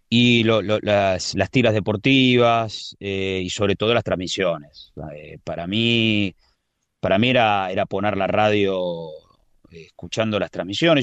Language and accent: Spanish; Buenos Aires, Argentina; moved away as an adult; now in Spain